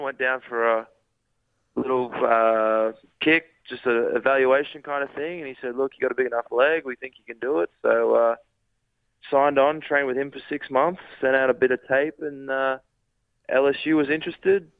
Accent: Rockhampton, Queensland, Australia; moved away as an adult; also born or lived in Ballarat; now in United States; I grew up in Rockhampton, out there in Queensland, went to high school and all that kind of stuff up there

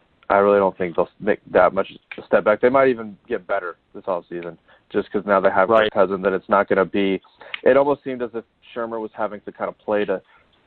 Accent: Atlanta, Georgia, United States; I'm from Atlanta

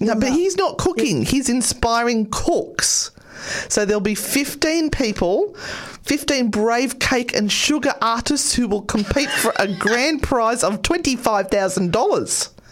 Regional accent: Australia; I'm Australian

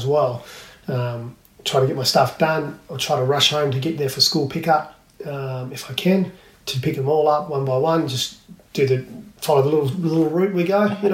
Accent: Port Lincoln, South Australia, Australia; moved away; growing up in Port Lincoln, walking to and from school.

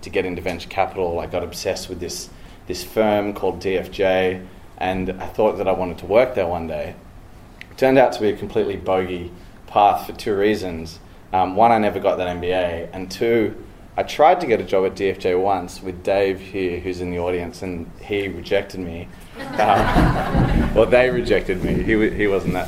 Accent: Sydney, New South Wales, Australia; moved away as an adult; now in United States; born and raised in Sydney

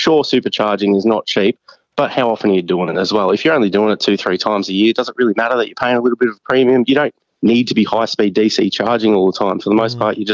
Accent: Brisbane, Queensland, Australia; I'm from Brisbane

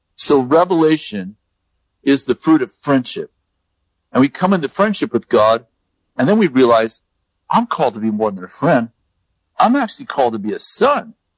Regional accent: United States; I'm American

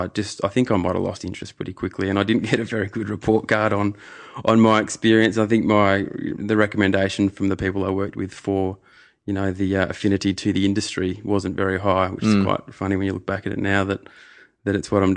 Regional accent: Adelaide, South Australia, Australia; also born or lived in Bristol; I was born in Adelaide.

